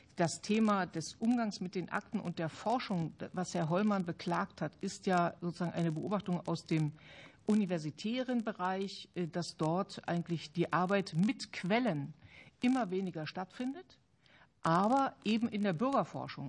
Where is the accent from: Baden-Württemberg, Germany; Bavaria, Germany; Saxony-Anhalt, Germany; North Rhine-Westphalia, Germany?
Saxony-Anhalt, Germany; Halle; in der Gegend, wo ich herkomme, ich komme aus Halle